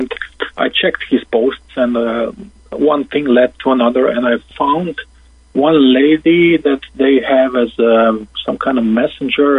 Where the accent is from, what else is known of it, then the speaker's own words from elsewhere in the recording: Slovenia; Slovenia in Europe